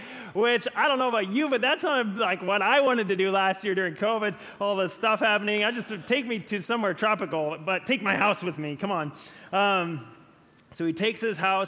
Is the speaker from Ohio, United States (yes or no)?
no; Gaston, Oregon, United States; the town near where I grew up in Gaston, Oregon.